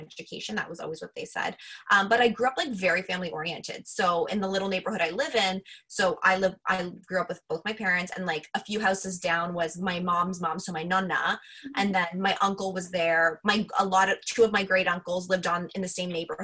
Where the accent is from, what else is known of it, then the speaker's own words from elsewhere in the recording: Mississauga, Ontario, Canada; I grew up in Mississauga